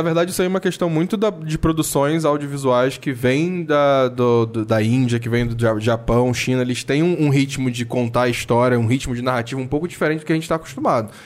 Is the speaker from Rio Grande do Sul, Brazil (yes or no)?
no; Niterói, Rio de Janeiro, Brazil; São Gonçalo, cidade vizinha da minha, que eu sou de Niterói